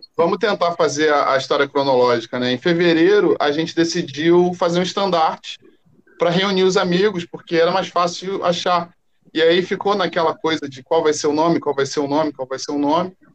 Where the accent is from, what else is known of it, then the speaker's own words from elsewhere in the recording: Rio de Janeiro, Brazil; eu sou aqui do Rio mesmo